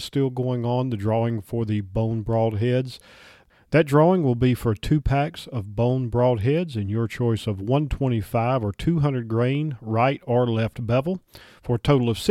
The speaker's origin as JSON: {"language": "English", "region": "North Carolina", "country": "United States", "tie": "born or raised there", "said": "I grew up in North Carolina, and we had to drive all the way to the western part of the state"}